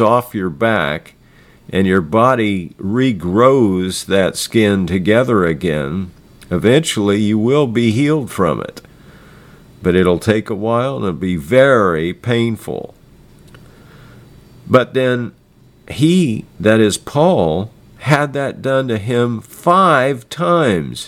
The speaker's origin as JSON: {"language": "English", "country": "United States", "said": "I'm an American"}